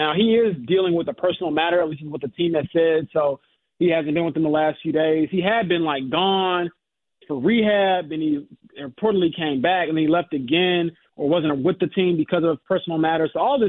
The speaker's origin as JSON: {"language": "English", "town": "Romeoville", "region": "Illinois", "country": "United States", "tie": "born or raised there", "said": "Obviously, I grew up in Romeoville, Illinois."}